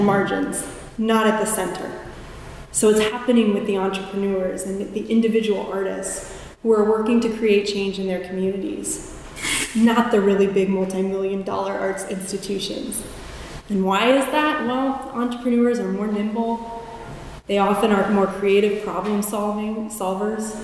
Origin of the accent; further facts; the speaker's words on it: Fort Wayne, Indiana, United States; I was born in Fort Wayne, Indiana. And from the cornfields of Indiana